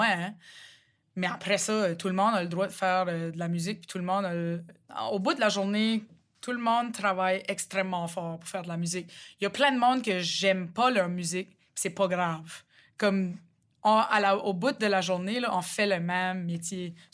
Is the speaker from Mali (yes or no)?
no; Rogersville, New Brunswick, Canada; accent: Chiac; chez nous, à Rogersville, le chiac est vraiment différent que celui de Moncton c'est là, comme mon accent en ce moment, c'est plus Moncton que Rogersville, d'où je viens.